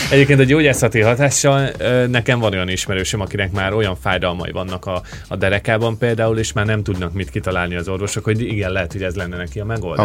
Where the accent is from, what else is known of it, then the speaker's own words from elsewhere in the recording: Great Hungarian Plain, Hungary; now in Australia; alföldi srác vagyok